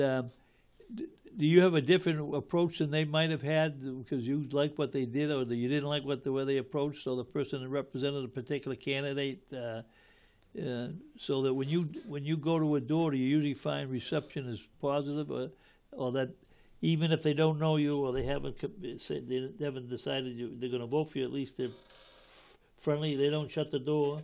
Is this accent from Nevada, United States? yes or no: no; Malden, Massachusetts, United States; I grew up in Ward Seven as well